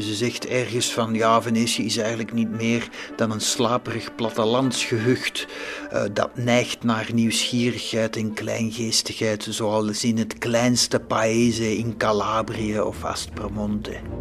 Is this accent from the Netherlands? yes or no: no; Belgium; want dat zou ik zijn als Belg